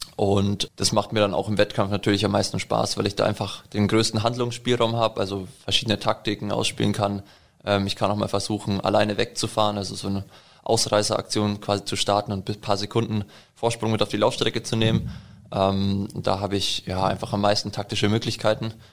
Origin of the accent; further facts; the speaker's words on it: Allgäu, Bavaria, Germany; now in Nuremberg, Germany; ich komme aus dem Allgäu. Also aus dem Allgäu. Bin vor ein paar Jahren hergezogen wegen dem Sport.